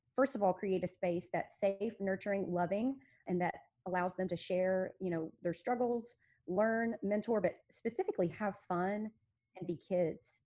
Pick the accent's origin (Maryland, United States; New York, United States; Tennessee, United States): Tennessee, United States; Memphis; I was born and raised in Memphis.